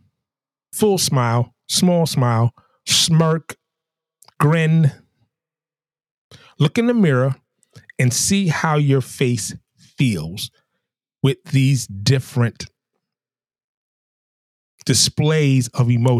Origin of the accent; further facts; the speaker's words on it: New York, United States; also born or lived in the South (US); now in the South, United States; as a New Yorker, those of my brethren and sisterin from New York